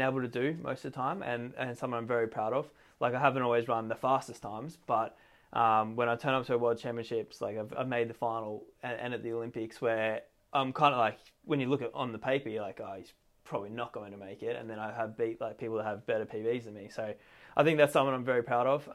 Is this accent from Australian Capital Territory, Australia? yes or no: yes; Canberra, Australian Capital Territory, Australia; I was always a sporty kid growing up in Australia, grew up in Canberra, which is the capital